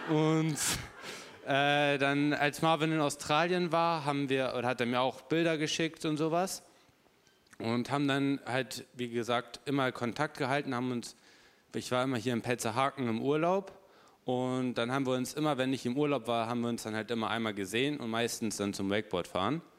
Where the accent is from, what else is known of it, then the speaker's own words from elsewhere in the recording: Hamburg, Germany; weil ich komme aus Hamburg, immer einmal im Monat hier in die Gemeinde zu kommen.